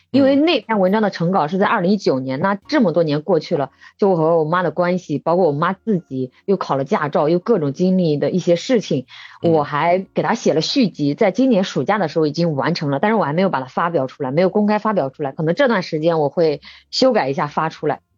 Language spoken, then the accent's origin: Chinese; Bozhou, Anhui, China; moved away as an adult; 我们安徽亳州是这个中药材之乡，就是很多的中药材。那我嗯。家也有地